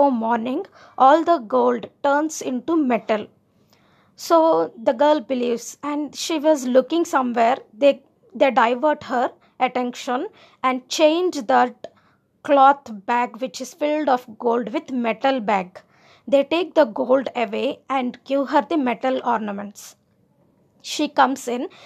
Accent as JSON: {"language": "English", "country": "India", "said": "I am Indian"}